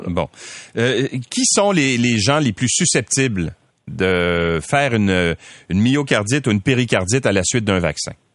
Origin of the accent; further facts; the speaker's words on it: Quebec, Canada; Chez nous au Québec